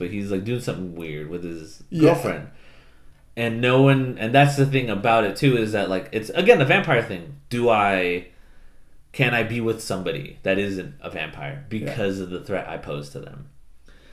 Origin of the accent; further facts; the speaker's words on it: United States; first language English; I'm Mexican-American